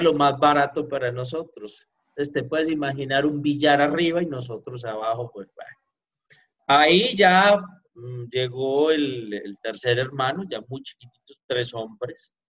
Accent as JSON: {"language": "Spanish", "town": "Pereira", "region": "Risaralda", "country": "Colombia", "tie": "born or raised there", "moved": "as an adult", "lives_now": "Mexico", "said": "Yo soy de la ciudad de Pereira, Colombia"}